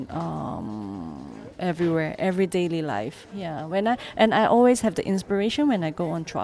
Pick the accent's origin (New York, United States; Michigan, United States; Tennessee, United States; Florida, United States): New York, United States; I came from New York and I graduated from Parsons